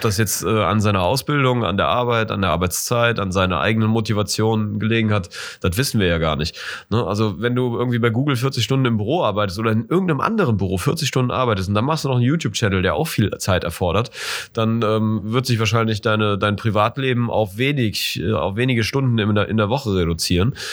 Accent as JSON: {"language": "German", "country": "Germany", "said": "als Deutscher"}